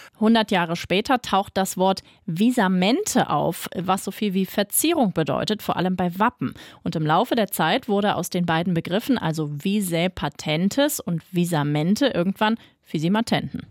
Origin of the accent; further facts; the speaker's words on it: Berlin, Germany; wir Berliner